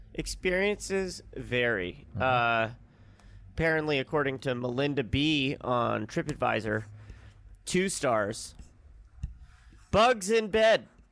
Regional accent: Santa Monica, California, United States; moved away; No, like a month and a half after we moved back to Santa Monica in 2018.

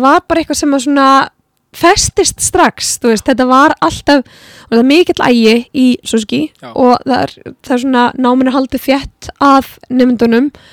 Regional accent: Iceland; also born or lived in Florida; við erum náttúrulega tónlistafólk frá Íslandi

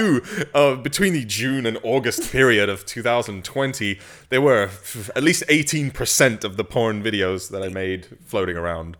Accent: England, United Kingdom; I grew up in England

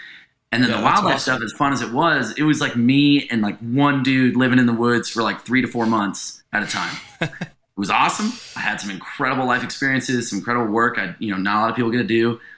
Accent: San Francisco, California, United States; moved away as an adult; also born or lived in Montana; now in Jackson, United States; And I grew up right in San Francisco, total city kid

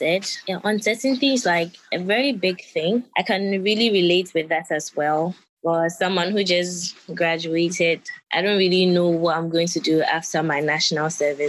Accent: Ghana; from Ghana.

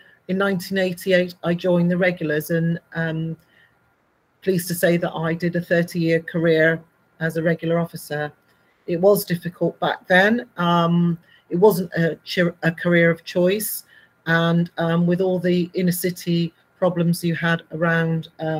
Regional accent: Bristol, South West England, United Kingdom; I grew up in Bristol

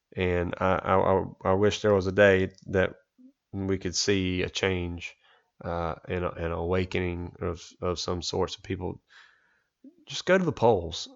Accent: United States; as much as I love being an American

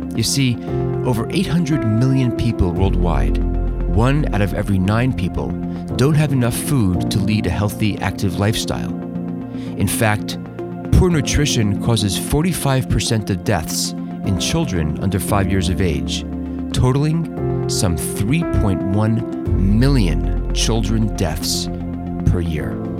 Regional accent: Teaneck, New Jersey, United States; We we grew up in Teaneck, New Jersey together.

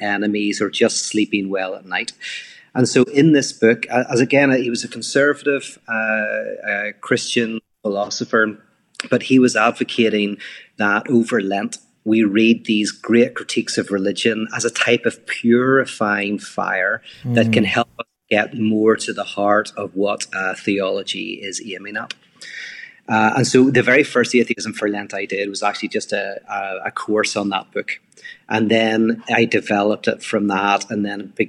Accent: Belfast, Northern Ireland, United Kingdom; now in Los Angeles, United States; I'm from Belfast, Northern Ireland. I live in Los Angeles

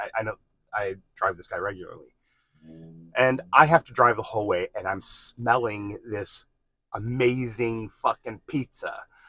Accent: New Jersey, United States; moved away; I'm from New Jersey.

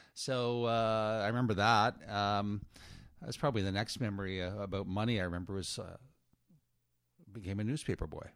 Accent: Moncton, New Brunswick, Canada; also born or lived in Nova Scotia; I was born in Nova Scotia and grew up mostly in Moncton, New Brunswick.

